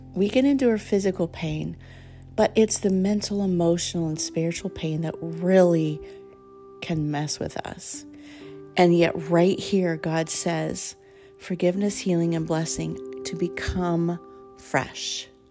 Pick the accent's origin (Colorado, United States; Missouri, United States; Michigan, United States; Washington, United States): Colorado, United States; I grew up in Colorado